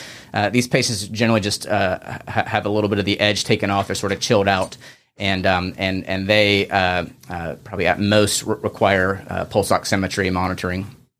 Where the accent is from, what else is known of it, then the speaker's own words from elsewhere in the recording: Charleston, South Carolina, United States; also born or lived in Birmingham; one of the pediatric emergency physicians here as well. I grew up here in Charleston, did my training at the University of Alabama, Birmingham